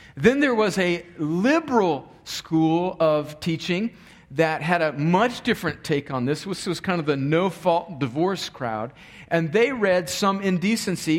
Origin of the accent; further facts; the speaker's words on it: El Centro, California, United States; moved away; my hometown's down in the valley in the bottom of California where it's about 115 degrees during the summer